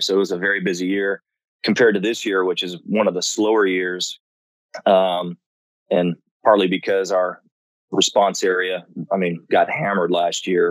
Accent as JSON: {"language": "English", "town": "Rancho Cucamonga", "region": "California", "country": "United States", "tie": "born or raised there", "moved": "yes", "said": "I'm from Rancho Cucamonga originally, which is at the base of uh, pretty much Big Bear and Cucamonga Peak in Southern California"}